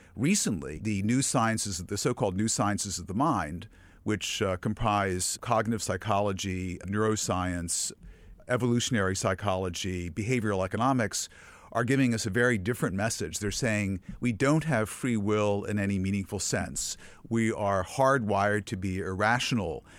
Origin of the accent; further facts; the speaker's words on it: Virginia, United States; I grew up in Virginia